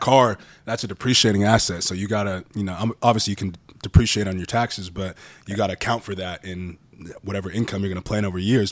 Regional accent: Orange County, California, United States; also born or lived in Bay Area, California; I was born in the Bay Area when I was in third grade, moved down to Orange County

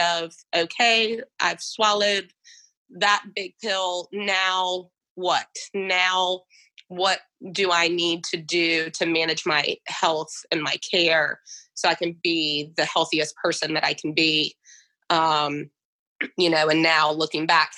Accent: Goochland, Virginia, United States; moving back to my hometown in Goochland

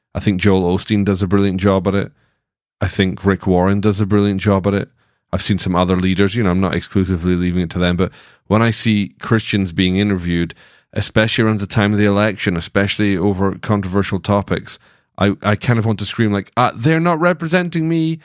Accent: Scotland, United Kingdom; now in Franklin, United States; I was born in Scotland

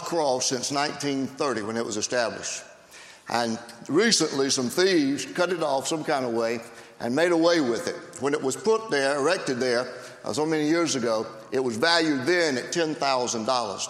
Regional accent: South Carolina, United States; I'm a South Carolinian, and I'm proud

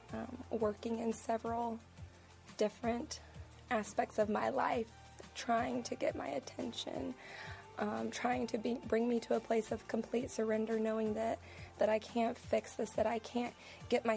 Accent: Texas, United States; also born or lived in Oklahoma; now in Charlotte, United States; I'm originally from Texas and moved here from Oklahoma

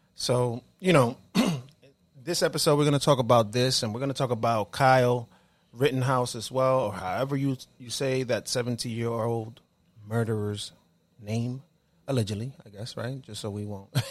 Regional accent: Dominican Republic; moved away; So we're all Dominican, right? We're all here from the Caribbean.

